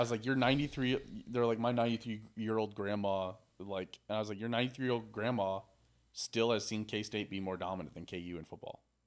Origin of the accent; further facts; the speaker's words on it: Missouri, United States; I grew up in Missouri